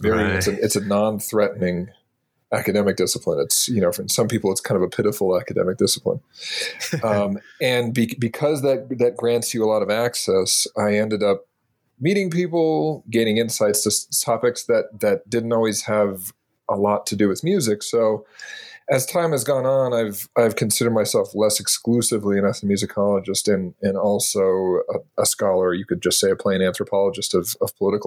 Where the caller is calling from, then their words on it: Colorado, United States; I'm almost 9,000 feet above sea level in the Rocky Mountains, just west of Boulder, Colorado.